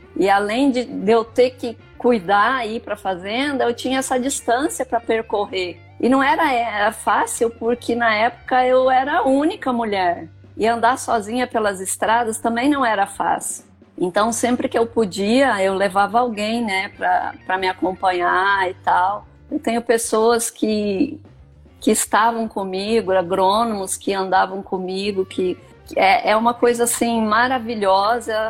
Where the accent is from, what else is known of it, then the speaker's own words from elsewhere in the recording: Rio Grande do Sul, Brazil; moved away as an adult; now in Rondonópolis, Brazil; Eu sou filha de agricultor, né? Eu vim do Rio Grande do Sul é, em 1979 me casei e vim para cá